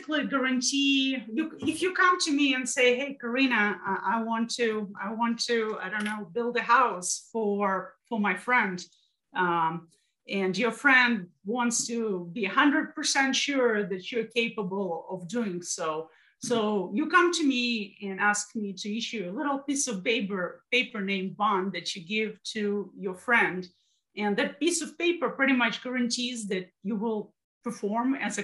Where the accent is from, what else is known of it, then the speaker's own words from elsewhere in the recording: Russia; now in United States; I'm from Russia.